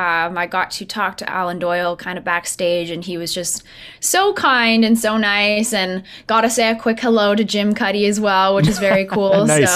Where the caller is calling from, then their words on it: St. Albert, Alberta, Canada; I'm calling from the basement of my house in St. Albert.